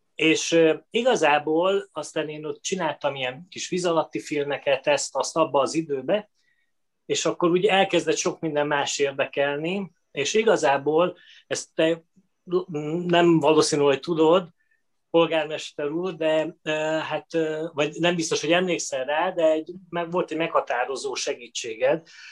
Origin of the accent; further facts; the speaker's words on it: Veszprém, Veszprém County, Hungary; én Veszprémben születtem, a, az édesapám orvos volt